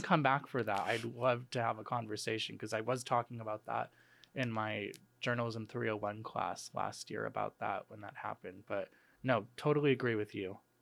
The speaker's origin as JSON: {"language": "English", "area": "outside of Chicago", "region": "Illinois", "country": "United States", "moved": "yes", "said": "I'm from, uh, outside of Chicago"}